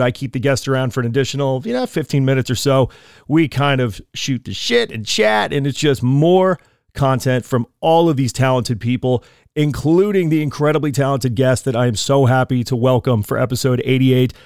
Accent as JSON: {"language": "English", "region": "East Coast", "country": "United States", "moved": "yes", "lives_now": "California, United States", "said": "I'm from the East Coast."}